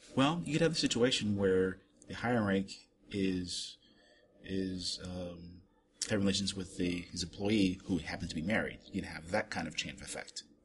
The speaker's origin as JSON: {"language": "English", "country": "Germany", "tie": "born or raised there", "moved": "yes", "said": "I grew up in Germany"}